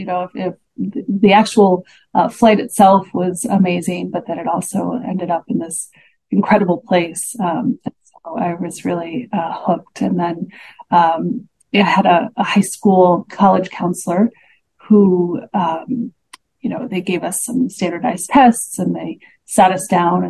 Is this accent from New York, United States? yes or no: no; Chicago, Illinois, United States; I grew up in Chicago with the Art Institute of Chicago there